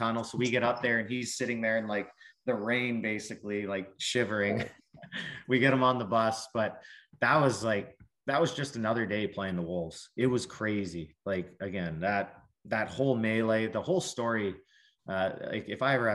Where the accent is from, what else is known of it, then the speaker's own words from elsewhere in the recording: Calgary, Alberta, Canada; also born or lived in Lethbridge; Calgary's obviously my hometown